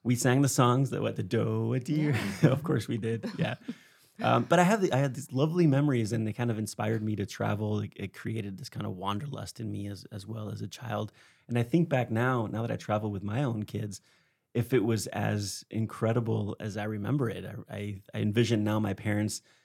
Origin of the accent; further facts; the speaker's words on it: Spain; I grew up in Spain